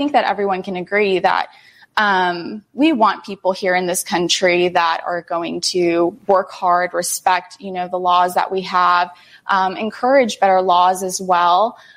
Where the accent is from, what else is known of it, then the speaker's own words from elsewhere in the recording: United States; first language Spanish; English is a second language; I was born here in the United States. My parents were born in Mexico, and they immigrated